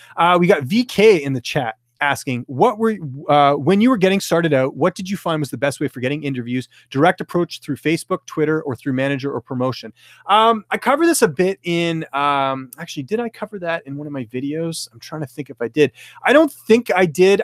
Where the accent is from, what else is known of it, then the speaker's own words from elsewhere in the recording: British Columbia, Canada; moved away; I'm actually originally from British Columbia